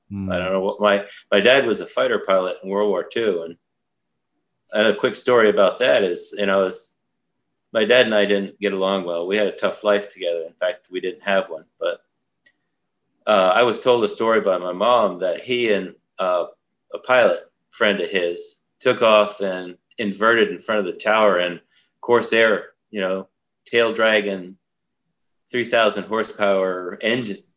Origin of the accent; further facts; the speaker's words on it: Saratoga Springs, New York, United States; born there; Well, I was born in Saratoga Springs, New York, and I think back in history, part of my relatives owned part of the racetrack and a mountain and a lake